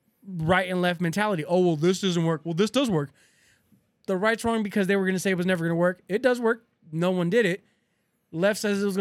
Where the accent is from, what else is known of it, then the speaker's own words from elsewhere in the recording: United States; as an American